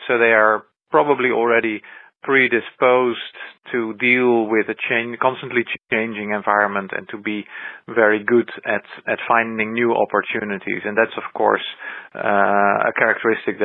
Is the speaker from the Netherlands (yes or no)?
yes; Netherlands; my home country, in the Netherlands